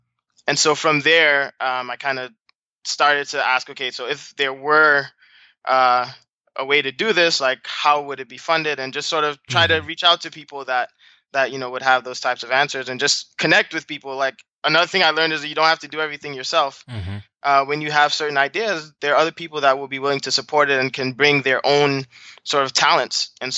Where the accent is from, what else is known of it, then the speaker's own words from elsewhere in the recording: Brooklyn, New York, United States; also born or lived in Trinidad and Tobago; So you know, I'm a first generation American. My parents are from Trinidad and Tobago. So I was born in Brooklyn, but I actually grew up some time in Trinidad before coming back to the U.S.